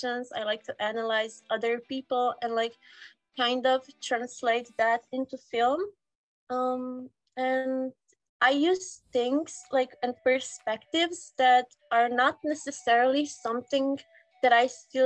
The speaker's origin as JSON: {"language": "English", "country": "Slovenia", "said": "I come from Slovenia. It's a small chicken-shaped country next to Italy"}